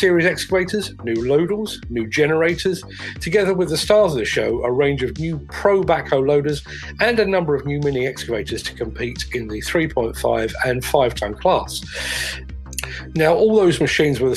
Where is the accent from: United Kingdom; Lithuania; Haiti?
United Kingdom; England; being English